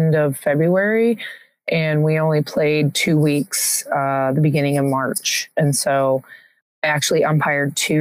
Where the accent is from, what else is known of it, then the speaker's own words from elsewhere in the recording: Tulsa, Oklahoma, United States; also born or lived in Virginia; now in North Carolina, United States; I'm originally from Tulsa, Oklahoma